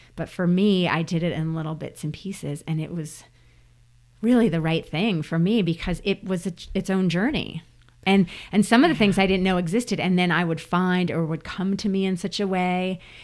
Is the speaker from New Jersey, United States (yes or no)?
yes; New Jersey, United States; moved away; as a kid growing up in New Jersey